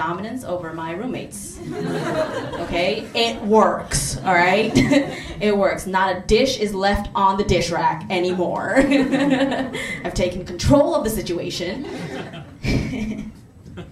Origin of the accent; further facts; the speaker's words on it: New York City, New York, United States; I am South Asian, I'm Muslim, and I'm a New Yorker.